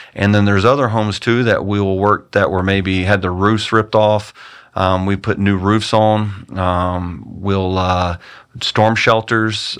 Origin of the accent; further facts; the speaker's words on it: United States; as an American